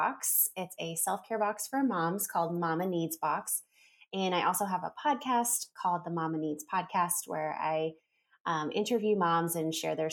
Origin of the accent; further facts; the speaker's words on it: South Florida, United States; moved away as an adult; now in Franklin, North Carolina, United States; I'm actually from South Florida, like the Fort Lauderdale, Miami area. That's where I was born and raised